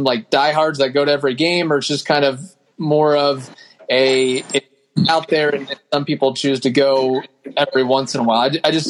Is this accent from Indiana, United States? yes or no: no; Louisville, Kentucky, United States; Yeah, I grew up in the Louisville area, so it was sort of that minor league baseball natural transition there